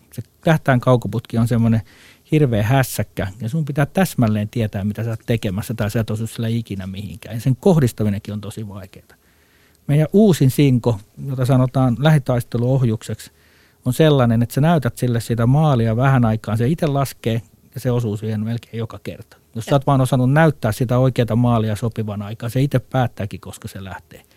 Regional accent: Finland

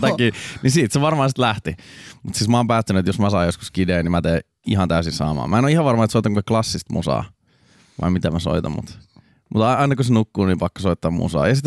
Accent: Raisio, Southwest Finland, Finland; also born or lived in Turku; Niin mähän oon siis Raisiosta alun perin.

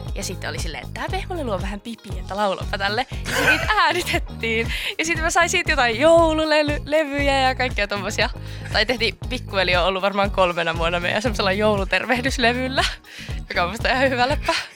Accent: Oulu, North Ostrobothnia, Finland; moved away as an adult; now in Helsinki, Finland; Mä oon Oulusta. Mä muutin tuossa kesän jälkeen just Helsinkiin

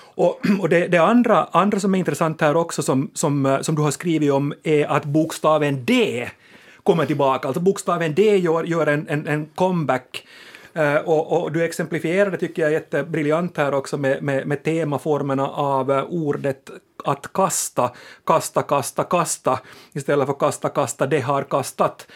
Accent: Finland; vi finlandssvenskar

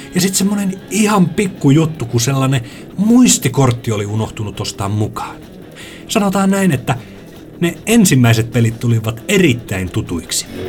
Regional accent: Lappeenranta, South Karelia, Finland; Mun lapsuudessani Lappeenrannassa

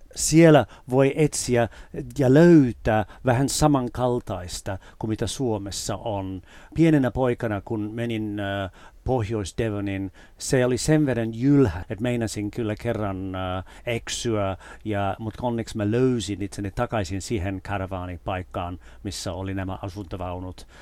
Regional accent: United Kingdom; moved away as an adult; now in Finland; kun mä olin nuori ja asuin vielä siellä

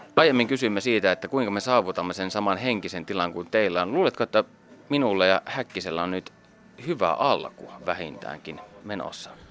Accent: Savonia, Finland; minun kotikonnullani Savossa.

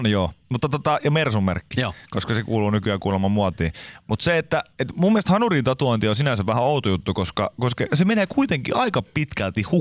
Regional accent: Pori, Satakunta, Finland; Yyterissähän on, mistä olen kotoisin siis tuolta Porista, niin siellä on, on pätkä nudistiranta

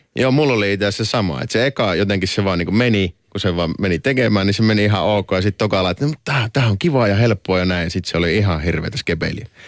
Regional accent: Oulu, North Ostrobothnia, Finland; tuolla meillä Oulussa

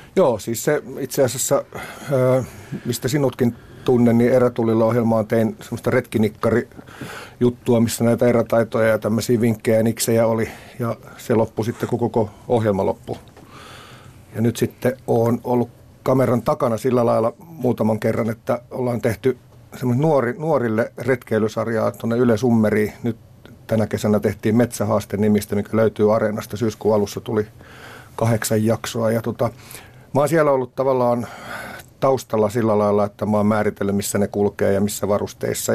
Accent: Vantaa, Uusimaa, Finland; se mun juuret on Tikkurilassa, mikä on tavallaan kylä. Ja tota, meillä oli pajupeltoja ja siellä me tehtiin majoja.

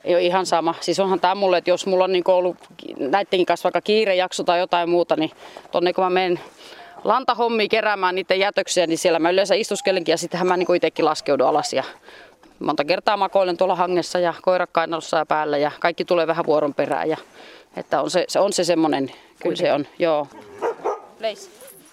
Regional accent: west coast, Finland; moved away as an adult; also born or lived in Hollola; now in Juuka, Finland; Ja länsirannikolta mä oon niin kotosi.

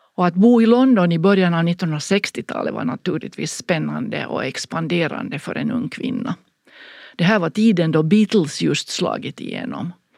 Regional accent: Finland; hemma i Finland

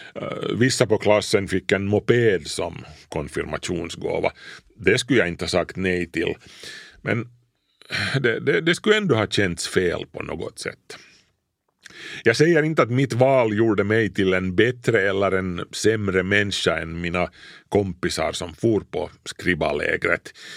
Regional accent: Kauniainen, Uusimaa, Finland; mormors och morfars hus låg alltså bredvid vårt när jag, när jag var liten i Grankulla

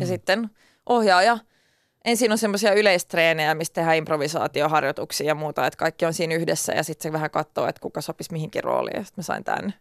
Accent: Turku, Southwest Finland, Finland; accent: Turku dialect (Finland Swedish); first language Swedish; Finnish is a second language; mun turkulaisella murteella

